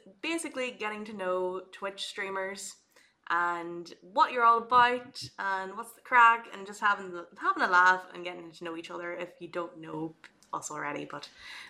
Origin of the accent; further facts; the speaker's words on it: Ireland; So we are from the north of Ireland.